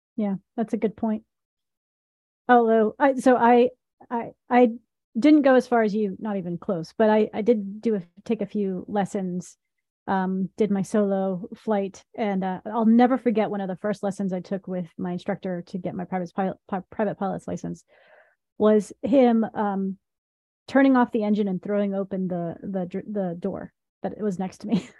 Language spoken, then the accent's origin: English; Tennessee, United States; I was raised in Tennessee